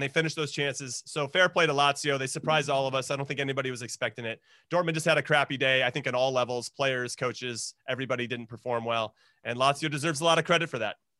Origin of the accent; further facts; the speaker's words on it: United States; as an American